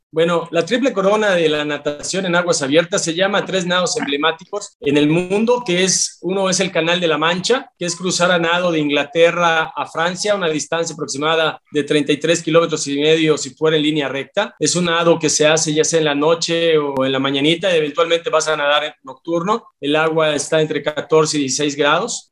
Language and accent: Spanish; Mérida, Yucatán, Mexico; yo soy de Yucatán, soy de Mérida, Yucatán. Aquí yo tengo un clima muy cálido